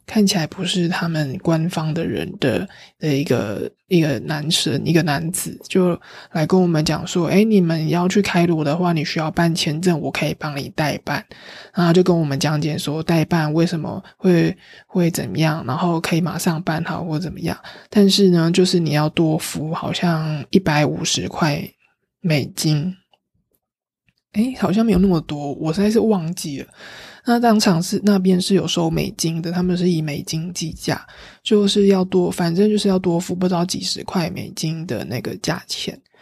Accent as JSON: {"language": "Chinese", "country": "Taiwan", "said": "我也是来台，从台湾来的"}